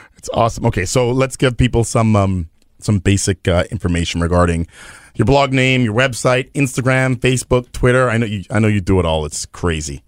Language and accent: English; Winnipeg, Manitoba, Canada; I'm totally from Winnipeg